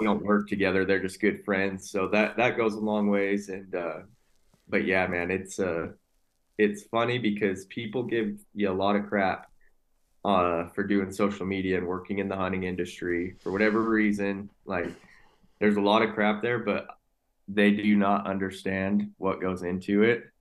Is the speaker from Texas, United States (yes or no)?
no; Utah, United States; born and raised in Utah.